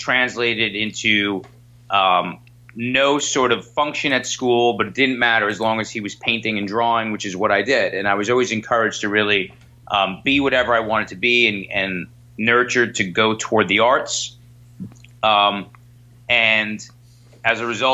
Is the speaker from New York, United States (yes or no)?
yes; New York, United States; I'm a born and bred New York kid